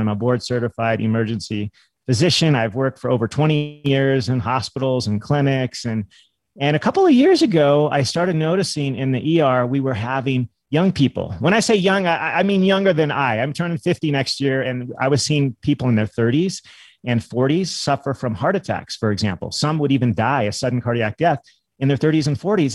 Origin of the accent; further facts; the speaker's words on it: California, United States; I grew up in California